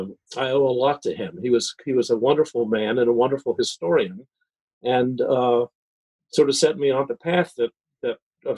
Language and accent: English; Philadelphia, Pennsylvania, United States; also born or lived in London, United Kingdom; Sure. I was born in Philadelphia and grew up in suburban Philadelphia.